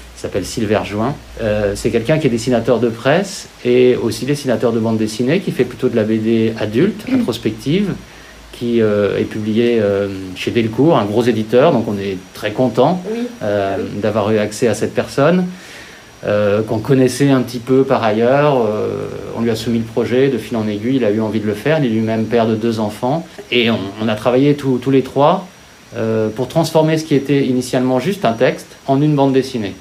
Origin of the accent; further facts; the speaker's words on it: Lyon, Auvergne-Rhône-Alpes, France; je suis lyonnais euh, d'origine, je suis né à Lyon